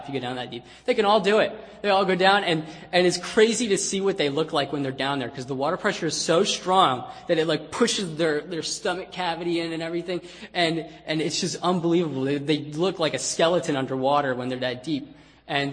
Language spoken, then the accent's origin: English; United States; moved away as an adult; now in Philippines; I'm an American